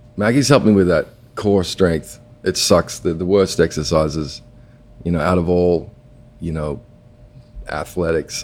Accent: Perth, Western Australia, Australia; moved away; I grew up uh, going to the beach, and you know, I come from Perth

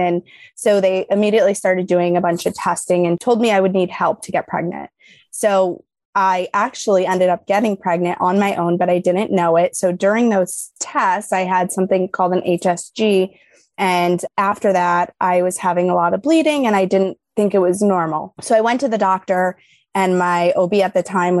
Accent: New York, United States; now in Illinois, United States; I'm from New York

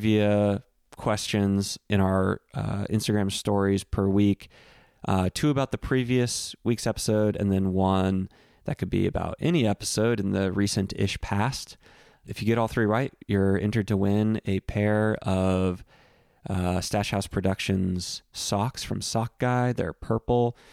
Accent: Central Texas, United States; I grew up on Central Texas beef jerky

